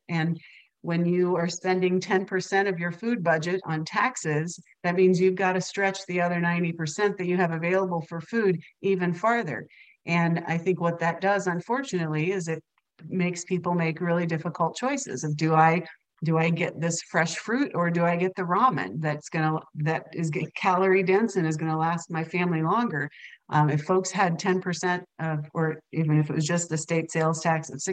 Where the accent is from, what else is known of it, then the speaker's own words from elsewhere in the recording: Kansas, United States; I grew up in Kansas